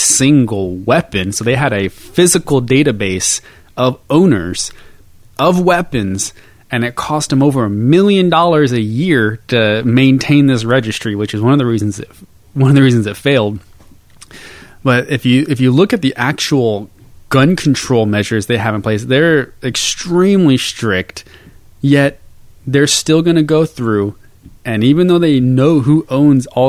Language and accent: English; United States; As an American